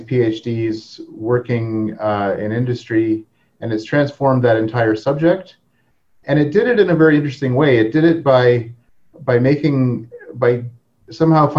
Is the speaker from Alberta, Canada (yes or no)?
no; Hamilton, Ontario, Canada; also born or lived in Toronto; I grew up in Hamilton, Ontario, and I was telling Keon earlier that I listened to CFMU growing up